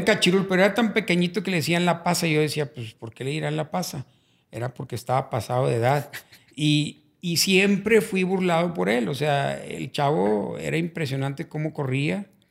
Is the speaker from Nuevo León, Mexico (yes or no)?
yes; Monterrey, Nuevo León, Mexico; Realmente en la mera colonia Madero, fue donde yo nací